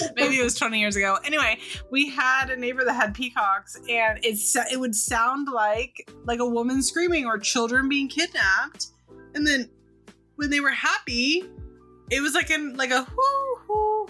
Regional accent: Sonoma County, California, United States; I'm from Sonoma County originally

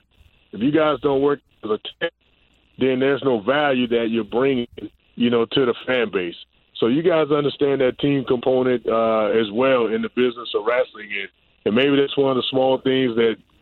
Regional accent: Pensacola, Florida, United States; also born or lived in Tampa Bay; now in Tampa, United States; I'm up from Pensacola, Florida

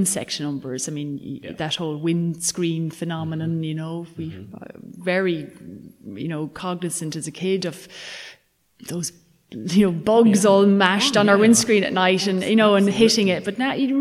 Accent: County Mayo, Connacht, Ireland; moved away; I'm from County Mayo originally

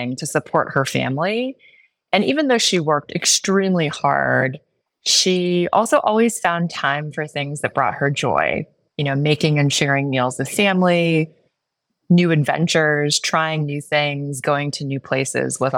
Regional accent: Joliet, Illinois, United States; moved away; also born or lived in Chicago / New York City; I grew up in Joliet, Illinois, about an hour southwest of Chicago.

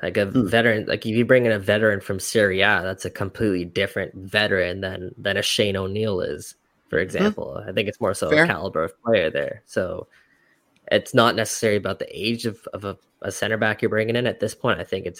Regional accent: Canada; And I think we're Canadian soccer fans, and we can kind of forget about that a little bit because of the rise of the game here in MLS.

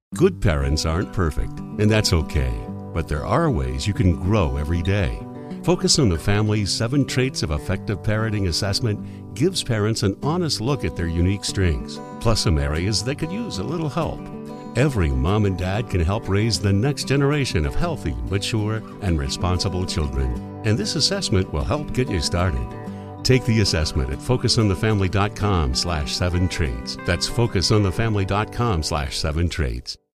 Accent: Kansas, United States; I'm from Kansas

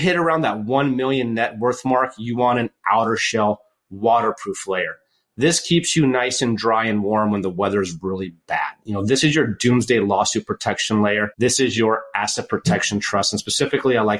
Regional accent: United States; also born or lived in Michigan; now in Oregon, United States; I grew up in Lake Tahoe, tons of snow there

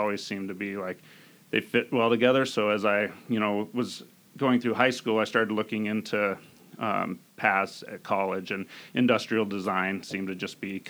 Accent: Snohomish, Washington, United States; I grew up in Snohomish, the youngest of seven children

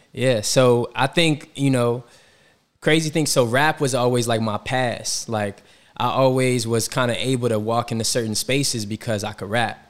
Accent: Atlanta, Georgia, United States; moved away as an adult; also born or lived in Washington, D.C.; now in New York City, United States; growing up in Atlanta, I took summer classes at Morehouse when I was in high school

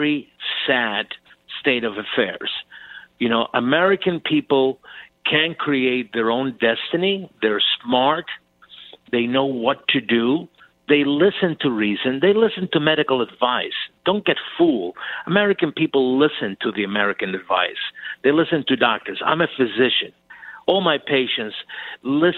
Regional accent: Cuba; now in United States; I was born in Cuba. I was born on the Fidel Castro.

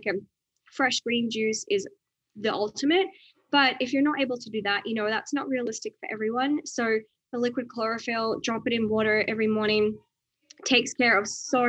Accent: Outback Australia, Australia; where I grew up in Outback Australia

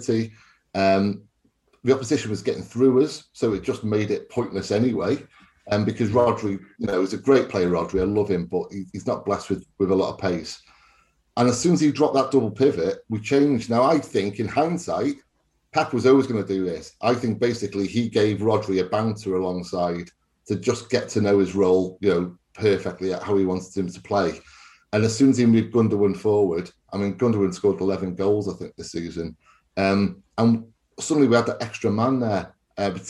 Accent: Wales, United Kingdom; I'm Welsh

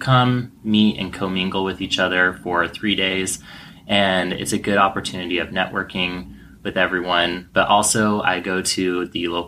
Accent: Bothell, Washington, United States; also born or lived in Seattle, Washington; this is actually the same high school that I graduated from

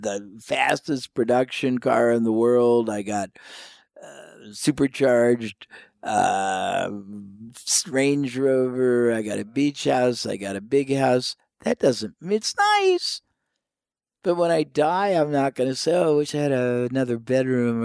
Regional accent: United States; I was from the United States

